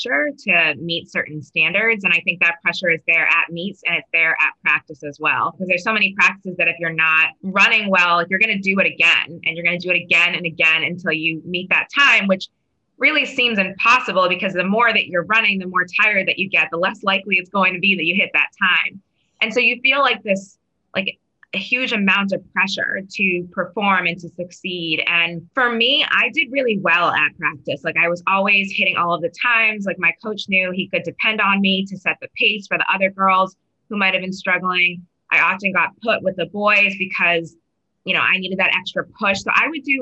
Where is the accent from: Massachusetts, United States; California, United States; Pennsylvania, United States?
Massachusetts, United States; Waltham; in Waltham, where I grew up in Massachusetts